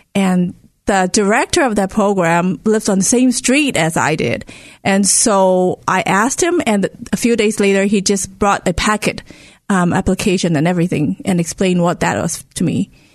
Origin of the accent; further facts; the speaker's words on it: Hong Kong; moved away; Where I grew up in Hong Kong, it is very interest, it is a very diverse city